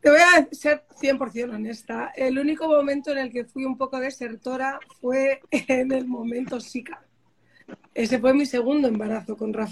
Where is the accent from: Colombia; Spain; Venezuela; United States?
United States; como soy americana, le dije a mi madre, fíjate mamá, que no vuelvo, voy a ver si me quedo en Boston